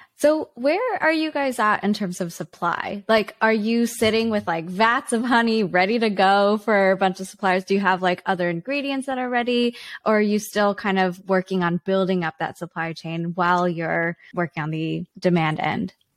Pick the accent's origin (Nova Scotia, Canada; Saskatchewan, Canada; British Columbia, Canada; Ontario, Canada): British Columbia, Canada; Vancouver; Vancouver, Canada, my hometown